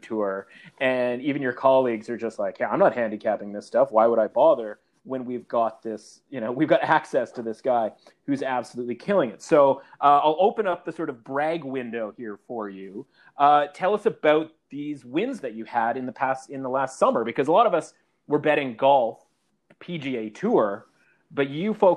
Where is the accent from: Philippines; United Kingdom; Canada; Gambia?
Canada; as a Canadian